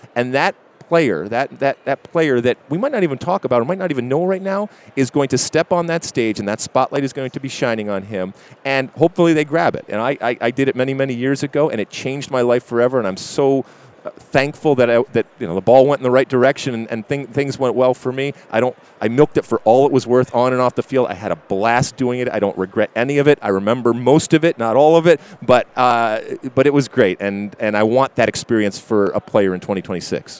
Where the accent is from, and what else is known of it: Michigan, United States; born or raised there; moved away as an adult; also born or lived in New Jersey